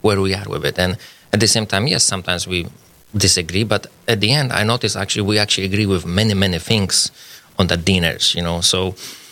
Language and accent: English; Poland; English is a second language; moved away as an adult; also born or lived in Minnesota, United States; now in Fargo, United States; I'm Polish. I came to the United States about 16 years ago.